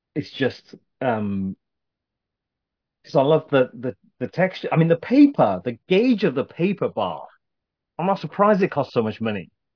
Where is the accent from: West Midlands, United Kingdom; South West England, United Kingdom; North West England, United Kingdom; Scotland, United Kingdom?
West Midlands, United Kingdom; Birmingham; I grew up in Birmingham